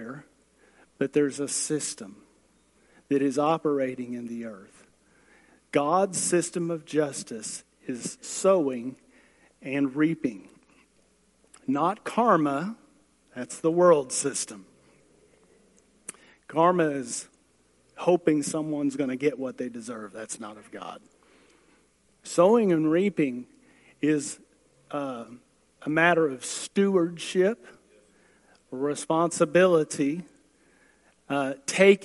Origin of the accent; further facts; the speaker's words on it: United States; I'm a hick from Manford